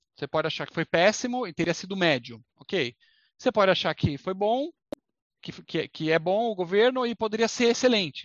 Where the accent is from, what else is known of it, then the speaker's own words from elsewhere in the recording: Brazil; se a gente é brasileiro